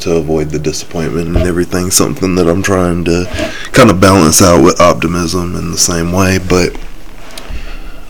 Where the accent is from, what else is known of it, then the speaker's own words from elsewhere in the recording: South Carolina, United States; I'm from South Carolina, the Bible Belt of the nation